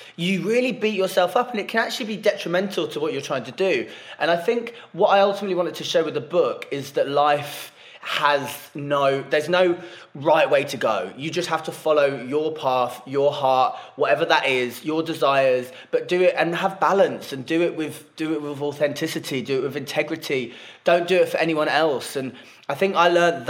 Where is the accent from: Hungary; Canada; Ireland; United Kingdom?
United Kingdom; Norfolk, East of England; now in London, United Kingdom; she lives back in Norfolk.